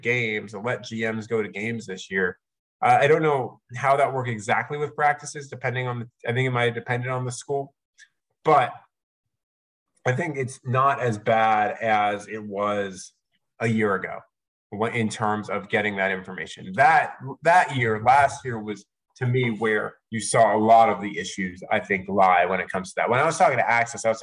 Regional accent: New York, United States; moved away; I grew up in New York

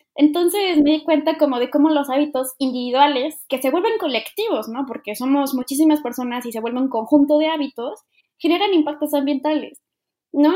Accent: Mexico; como cultura mexicana

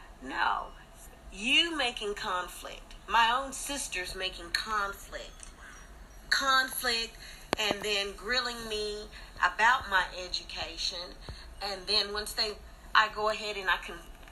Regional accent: Pacific Northwest, United States; also born or lived in Texas; I come from the Pacific Northwest.

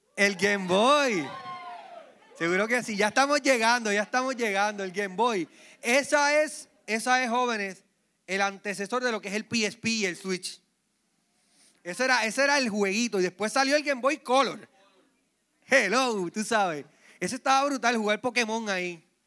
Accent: Puerto Rico; Recuerdo cuando pequeño, en Villa Palmera, la parte de abajo, Luisito, vivió conmigo allí

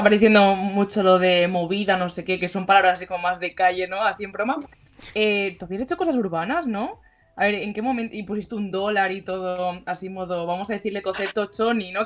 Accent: Barcelona, Catalonia, Spain; nosotros que somos de Barcelona

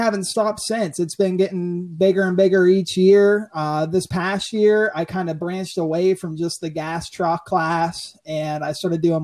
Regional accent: Mount Pleasant, Pennsylvania, United States; I am from Mount Pleasant, Pennsylvania

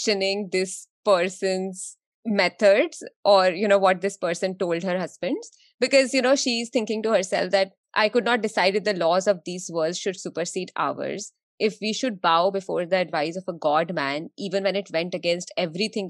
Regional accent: India; growing up in India

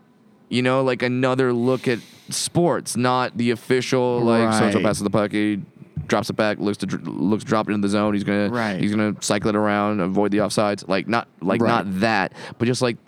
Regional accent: Southern California, United States; I grew up in Southern California.

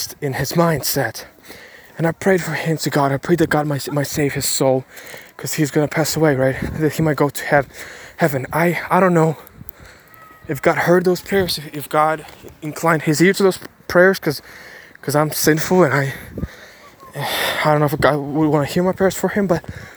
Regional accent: Ukraine; English is a second language; I was born in Ukraine, spoke 5 languages by the age of, spoke 1 language by the age of 12, and then in 6-7 years learned 4 languages.

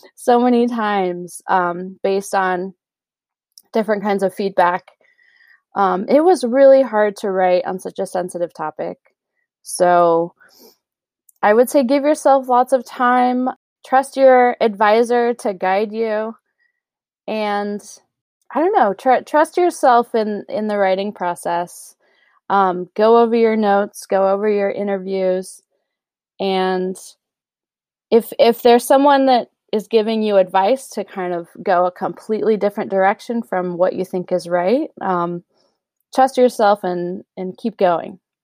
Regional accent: United States; being an American

